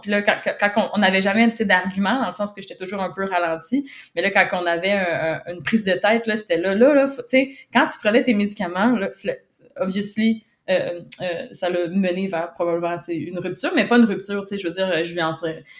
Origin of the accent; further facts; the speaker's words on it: Quebec, Canada; j'habite au Québec, Canada. je suis née au Québec, je, suis encore au Québec